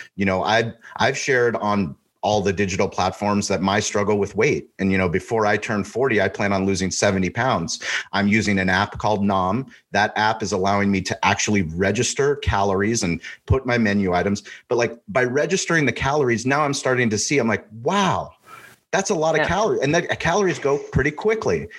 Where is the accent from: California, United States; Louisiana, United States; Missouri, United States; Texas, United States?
California, United States; San Diego; now in Austin, United States; I'm from San Diego. I grew up in San. Diego